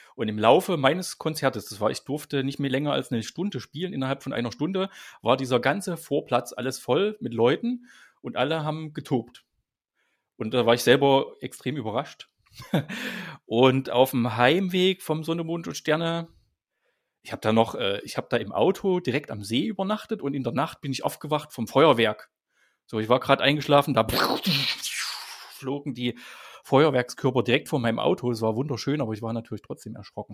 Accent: East Germany, Germany; Also ich bin als Kind aufgewachsen, äh, bin ein Kind der DDR

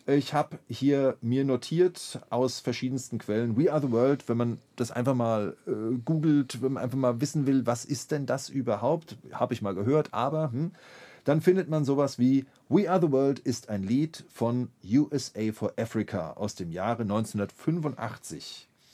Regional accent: Mainz, Rhineland-Palatinate, Germany; dass ich als ähm, Mainzer Schüler eines, eines jungen Gymnasiums dann äh, ganz brav im Gottesdienst saß, im Hohen Dom zu Mainz

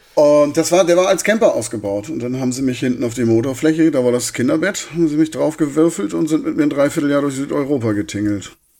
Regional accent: Hartenholm, Schleswig-Holstein, Germany; also born or lived in Hamburg / Corsica; now in Darmstadt, Germany; Und dann bin ich in Hartenholm gelandet.

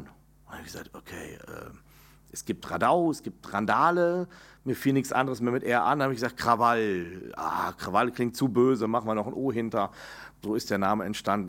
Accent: Enger, North Rhine-Westphalia, Germany; also born or lived in Bielefeld; Meine Heimatstadt, empfinde ich, ist dann enger, die Widukind-Stadt. Da, wo ich groß geworden

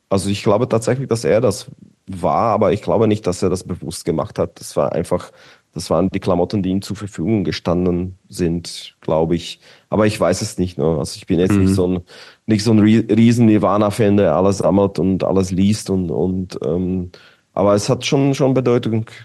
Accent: Bratislava, Bratislava Region, Slovakia; okay, ich komme aus Bratislava, Petržalka, Petržalka war quasi wie Mazan, so ein Gebiet

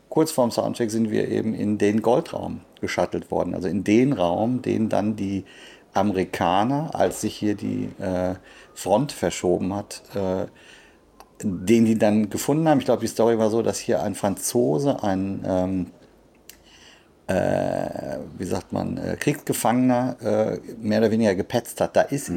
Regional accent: Sauerland, North Rhine-Westphalia, Germany; Das ist unweit von meinem Heimatort

